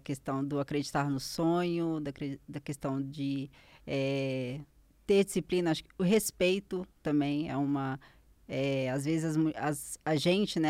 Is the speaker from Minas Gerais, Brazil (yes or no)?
yes; Caeté, Minas Gerais, Brazil; a minha cidade, eu sou de Caeté